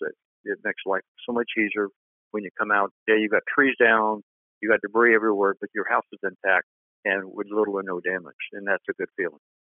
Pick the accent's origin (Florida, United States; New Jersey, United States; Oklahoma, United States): Florida, United States; Born and raised in Florida, been through a lot of hurricanes